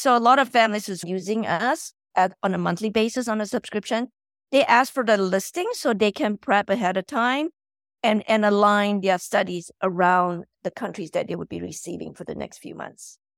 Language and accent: English; Malaysia; moved away as an adult; now in United States; I'm originally from Malaysia